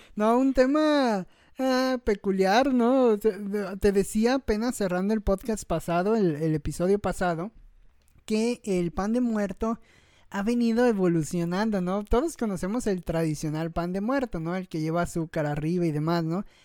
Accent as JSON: {"language": "Spanish", "country": "Mexico", "said": "lo que nos representa como mexicanos"}